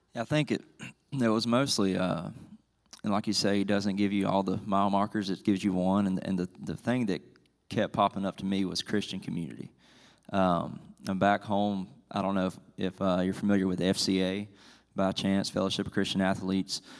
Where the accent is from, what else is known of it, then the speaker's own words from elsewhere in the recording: South Georgia, United States; now in Franklin, United States; I'm originally from South Georgia